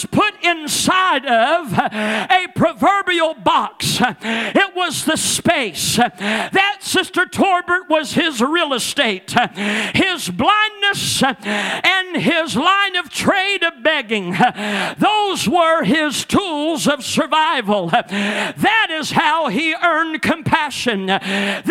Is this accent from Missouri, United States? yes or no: yes; Ellsinore, Missouri, United States; moved away; I can go into Elsinore, Missouri, and I can go and not have been there for years and years and years, but that's Brother … where I grew up